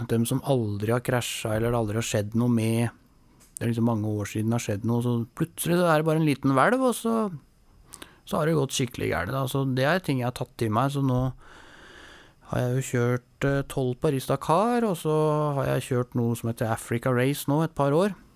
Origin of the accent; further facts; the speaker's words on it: Oslo, Norway; jeg er født og oppvokst oppe i Nordmarka, på en, en gård som heter Ullevålseter.